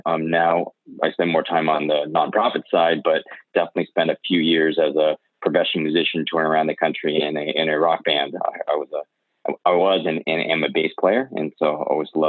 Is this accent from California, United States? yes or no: yes; Bay Area, California, United States; growing up in the Bay Area